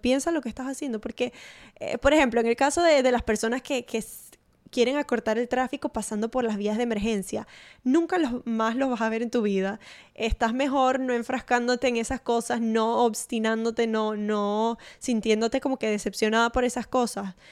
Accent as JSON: {"language": "Spanish", "town": "Maracaibo", "region": "Zulia", "country": "Venezuela", "tie": "born or raised there", "said": "en mi pueblo de Venezuela, allá en Maracaibo"}